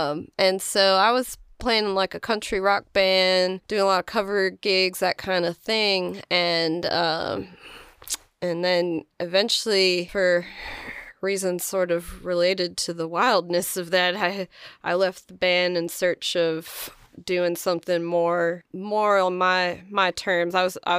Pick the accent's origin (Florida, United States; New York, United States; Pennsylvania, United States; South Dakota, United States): Pennsylvania, United States; Philadelphia; moved away as an adult; now in Nashville, United States; Well, I came to Nashville. I'm originally from Philadelphia, and I came here about 10 years ago, I think now.